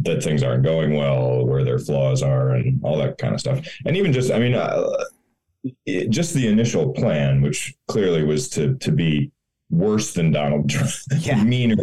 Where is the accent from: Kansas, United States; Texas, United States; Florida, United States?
Florida, United States; moved away; also born or lived in Missouri / Chicago; I grew up in Florida